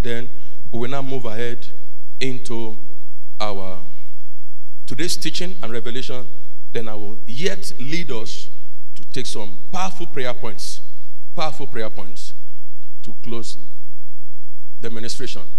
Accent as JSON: {"language": "English", "country": "Nigeria", "tie": "born or raised there", "moved": "yes", "said": "I went to my hometown on Tuesday"}